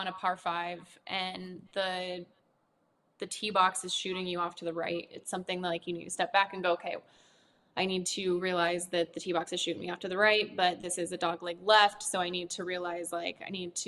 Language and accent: English; Nebraska, United States; moved away; I lived in a really small town and there's not a whole lot to do. So I picked up golf and I ended up being pretty good at it. And I started winning a lot of tournaments and I became the number two golfer in Nebraska